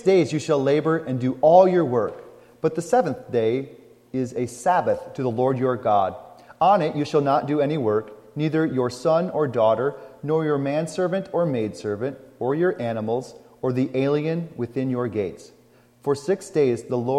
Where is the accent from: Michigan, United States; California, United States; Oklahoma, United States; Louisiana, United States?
Michigan, United States; McBain; also born or lived in Bad Axe, Michigan; Growing up in McBain, I never saw that.